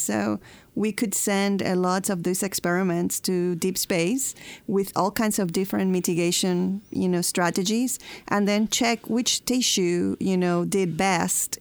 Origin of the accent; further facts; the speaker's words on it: Puerto Rico; moved away as an adult; also born or lived in Huntsville, Alabama; we moved from uh, Puerto Rico. I'm from Puerto Rico to Huntsville, Alabama